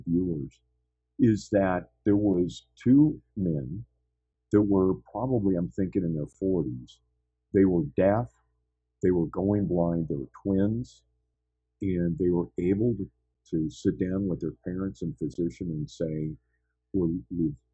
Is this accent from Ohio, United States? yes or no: no; San Francisco, California, United States; I grew up in San Francisco area